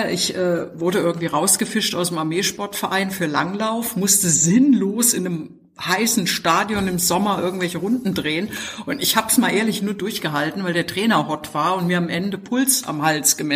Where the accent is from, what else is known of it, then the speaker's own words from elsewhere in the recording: East Germany, Germany; Also ich, ich bin in der DDR aufgewachsen und da war Sport in der Tat Krieg.